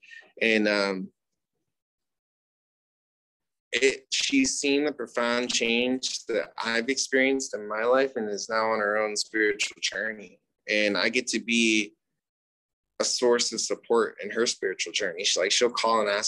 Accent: United States; I'm Native American

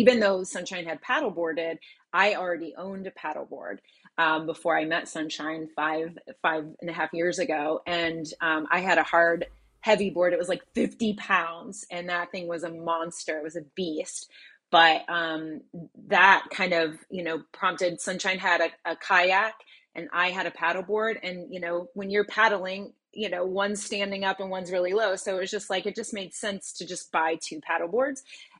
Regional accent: Flint, Michigan, United States; moved away as an adult; I've been here 15 years. I'm originally from Flint, Michigan, and came here to teach.

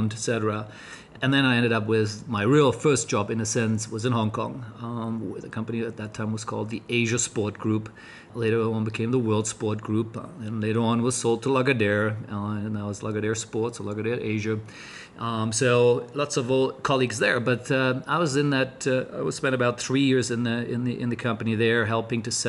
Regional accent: Germany; moved away as an adult; also born or lived in Cologne, Germany / United States; being German

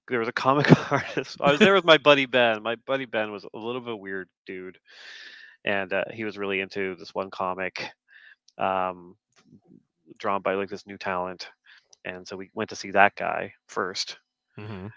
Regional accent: Canada; being Canadian

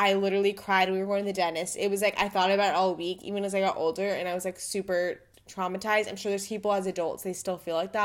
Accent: El Paso, Texas, United States; we're from El Paso

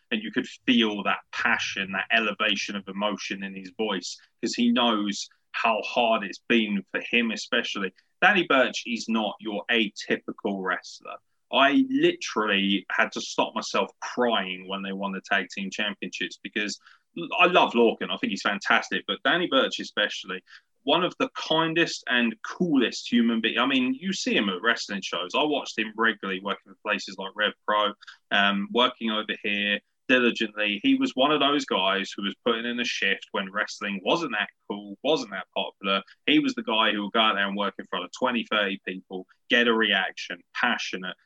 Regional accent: United Kingdom; particularly being British

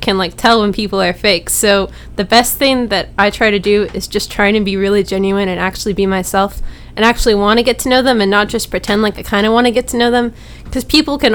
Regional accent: Knoxville, Tennessee, United States; I'm from Knoxville, Tennessee, and I'm a music major.

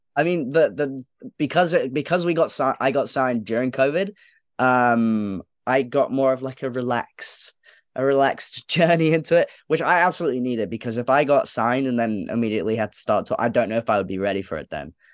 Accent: London, United Kingdom; I grew up going to shows at Islington Academy

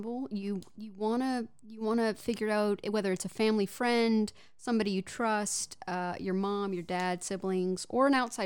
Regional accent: Houston, Texas, United States; I am from Houston

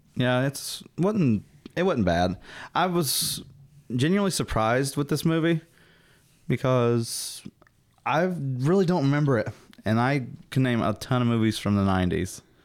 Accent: Southern, United States; accent: Southern; me and my Southern accent

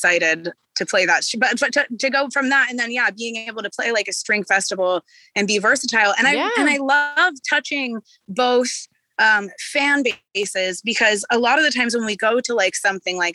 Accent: Corvallis, Oregon, United States; moved away as an adult; also born or lived in Portland, Oregon; now in California, United States; I'm from like a small town called Corvallis. It's like where the university is here. But I've lived in Portland since I was like 15.

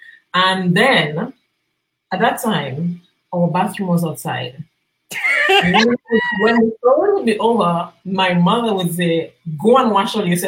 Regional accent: Marigot, Dominica; moved away as an adult; now in Martinique; Right now, I live in Martin. But I was born in Dominica, grew up in Dominica, actually grew up in Maragat. Mm-hmm. Went to Concord Primary School, St. Andrews High School, the best. And I moved to Martin to go to university.

